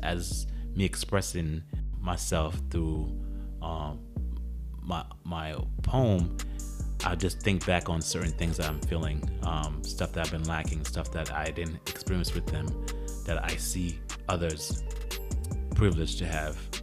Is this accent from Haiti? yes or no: yes; Haiti; my nationality is, is Haitian. So my father was born in Haiti and I was born in Haiti